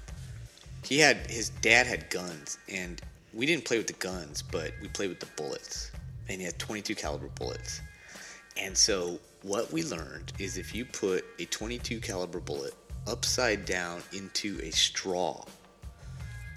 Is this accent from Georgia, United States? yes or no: no; Riverside, California, United States; I grew up. This was Riverside, California